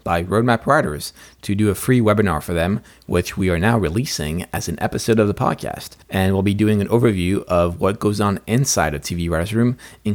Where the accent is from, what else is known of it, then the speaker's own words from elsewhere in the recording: Paris, Île-de-France, France; moved away as an adult; now in United States; I'm originally from Paris, which is why I also have an accent. And I moved to the States about 8 years ago.